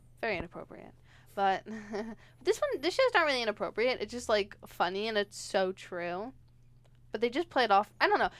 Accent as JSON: {"language": "English", "region": "New York", "country": "United States", "said": "we're from New York, if you didn't know that, me and Pam."}